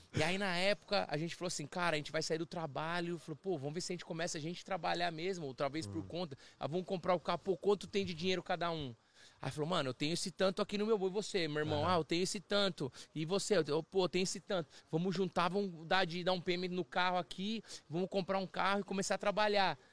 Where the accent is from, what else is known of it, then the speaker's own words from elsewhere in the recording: Brazil; moved away as an adult; now in Toronto, Canada; eu cresci, assim, no, no, no Brasil